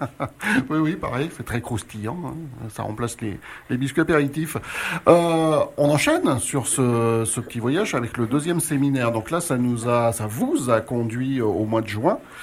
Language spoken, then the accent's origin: French; France; chez nous, en France